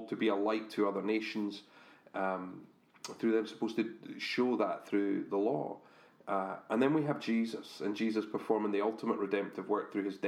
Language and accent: English; Scotland, United Kingdom; we're Scottish